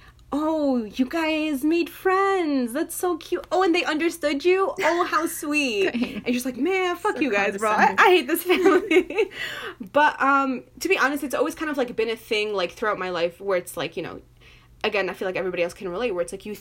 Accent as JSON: {"language": "English", "country": "United States", "said": "I'm American"}